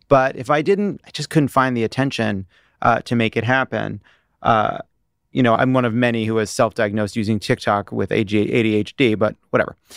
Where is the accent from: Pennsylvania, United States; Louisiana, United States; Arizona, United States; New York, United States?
New York, United States; Long Island; I was born in New York. I grew up on Long Island